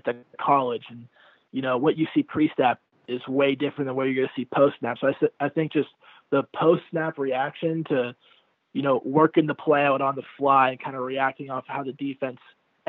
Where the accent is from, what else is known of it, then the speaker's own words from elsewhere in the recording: Newport Beach, California, United States; beach volleyball growing up in Newport Beach